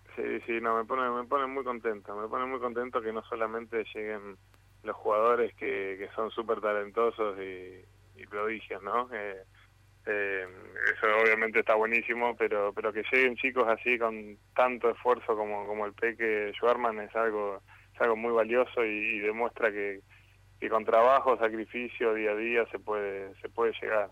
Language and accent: Spanish; Mar del Plata, Buenos Aires Province, Argentina; moved away; la ciudad donde nací, la ciudad donde me dio crecer y, donde aprendí y hice todos mis amigos